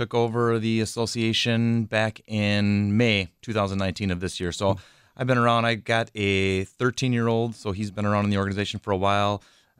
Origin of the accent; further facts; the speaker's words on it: Madison, Wisconsin, United States; I did. I grew up in the Madison area.